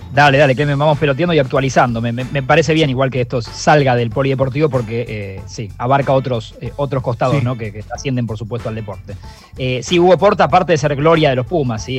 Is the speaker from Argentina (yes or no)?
yes; Argentina; como sociedad argentina